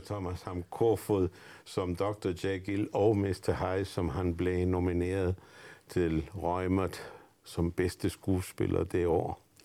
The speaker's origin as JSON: {"language": "Danish", "country": "Argentina", "tie": "born or raised there", "second_language": "Danish", "moved": "yes", "lives_now": "Denmark", "said": "jeg er født i Argentina. Og jeg har faktisk øh, levet i Argentina under Perón"}